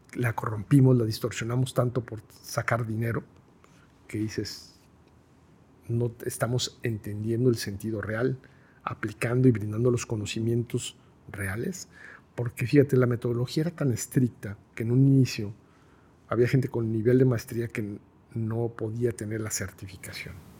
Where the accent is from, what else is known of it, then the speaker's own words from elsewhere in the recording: Guadalajara, Jalisco, Mexico; Yo soy tapatío, totalmente, ortodoxo, pudiera definirlo, además recalcarlo, tapatío ortodoxo